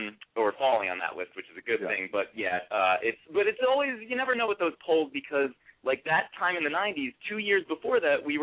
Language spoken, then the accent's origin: English; New Haven, Connecticut, United States; I'm from New Haven, Elm City, baby.